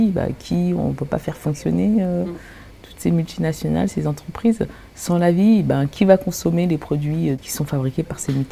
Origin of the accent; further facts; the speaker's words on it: Cameroon; c'est une musique que quand j'étais petite, au Cameroun, mon père en fait jouait du calypso.